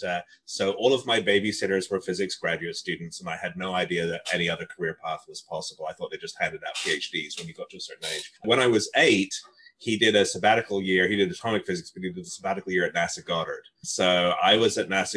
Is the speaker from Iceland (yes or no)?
no; Northern England, United Kingdom; moved away; walking home from school in Northern England. I grew up mostly in England